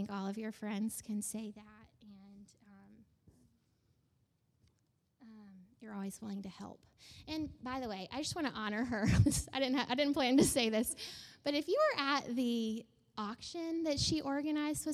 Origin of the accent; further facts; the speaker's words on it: Georgia, United States; moved away as an adult; I was from, like, the South, you know, I was from Georgia